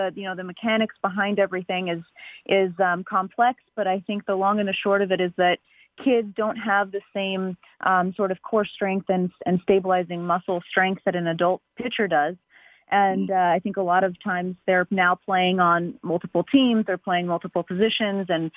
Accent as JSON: {"language": "English", "town": "Carbondale", "region": "Illinois", "country": "United States", "tie": "born or raised there", "also_born_or_lived": "Atlanta / Chicago", "moved": "as an adult", "lives_now": "New York, United States", "said": "I grew up in Southern Illinois in a small town right near the border of Kentucky called Carbondale"}